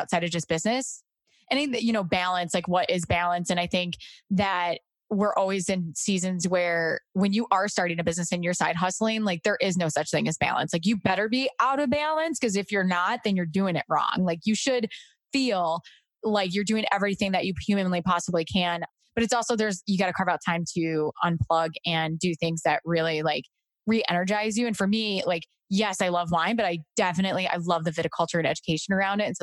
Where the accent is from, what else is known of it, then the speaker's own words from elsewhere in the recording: Dubuque, Iowa, United States; moved away as an adult; now in Chicago, United States; I'm originally born and raised in Iowa, from Dubuque, Iowa